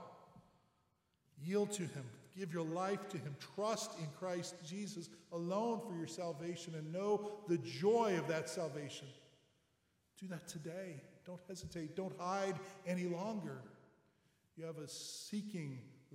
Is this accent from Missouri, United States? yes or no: yes; St. Louis, Missouri, United States; my hometown of St. Louis